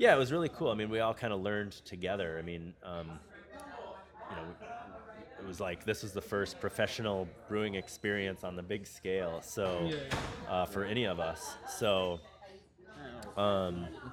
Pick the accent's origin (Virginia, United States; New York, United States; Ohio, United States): New York, United States; Rochester; moved away as an adult; now in Los Angeles, United States; I grew up in Rochester, New York